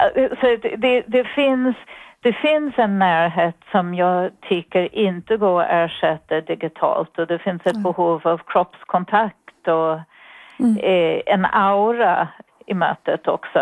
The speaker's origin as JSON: {"language": "Swedish", "town": "New York City", "region": "New York", "country": "United States", "second_language": "Swedish", "moved": "as an adult", "lives_now": "Sweden", "said": "jag kommer ifrån Bronx, det hörs antagligen, men jag hoppas mm. att det också hörs att jag har bott i Sverige ganska länge"}